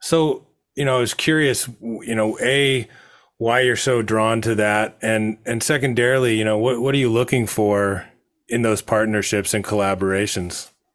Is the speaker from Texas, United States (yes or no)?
no; Monterey, California, United States; I was growing up in Monterey